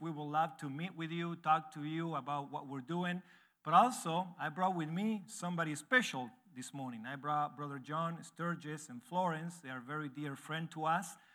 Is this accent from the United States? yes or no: no; Argentina; English is a second language; moved away as an adult; now in Uruguay; I was born and raised in Argentina, so that you can see that I have an accent when I speak English.